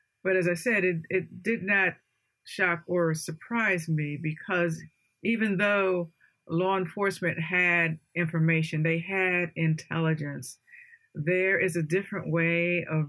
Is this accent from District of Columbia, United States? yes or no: yes; Washington, District of Columbia, United States; the storming of the Capitol building. That's in my hometown